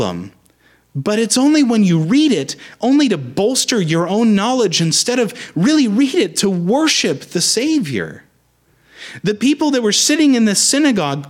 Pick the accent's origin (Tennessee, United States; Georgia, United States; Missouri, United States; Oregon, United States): Oregon, United States; Beaverton; I'm from Beaverton